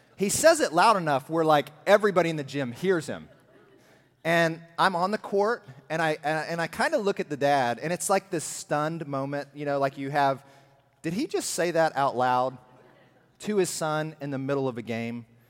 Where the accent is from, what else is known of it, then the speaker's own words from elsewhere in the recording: Alabama, United States; I'm from Alabama.